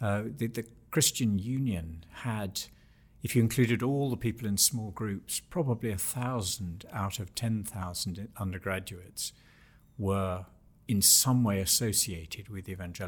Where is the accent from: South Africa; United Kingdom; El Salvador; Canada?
United Kingdom; England; I was brought up, and this will seem very odd to many listeners, but I was brought up in England. I was born in 1953. And in my childhood, formal Church of England church going was quite a normal thing.